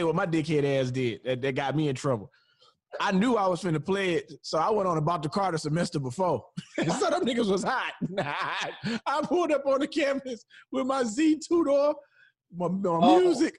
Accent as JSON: {"language": "English", "town": "Houston", "region": "Texas", "country": "United States", "tie": "born or raised there", "also_born_or_lived": "Chattanooga, Tennessee", "said": "when I was nine, we moved to Houston from Chattanooga, Tennessee"}